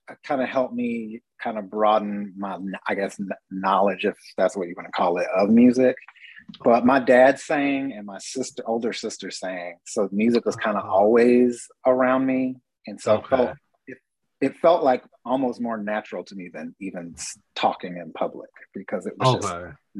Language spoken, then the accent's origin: English; Kansas City, Missouri, United States; now in Mexico; I'm originally from Kansas City, Missouri.